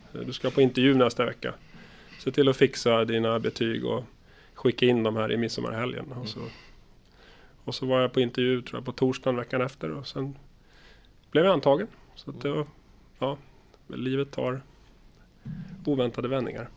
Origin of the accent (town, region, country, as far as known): Stockholm, Stockholm County, Sweden; born or raised there; moved away as an adult; also born or lived in Karlstad, Sweden; now in Linköping, Sweden